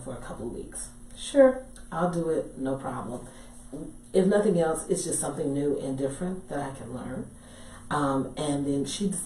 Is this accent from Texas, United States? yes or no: yes; Dallas, Texas, United States; I'm from Dallas originally